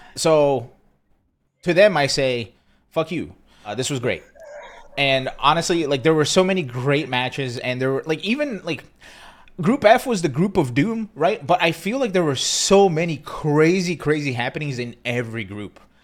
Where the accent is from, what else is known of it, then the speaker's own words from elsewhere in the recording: East Coast, United States; now in Austin, United States; I'm from the East Coast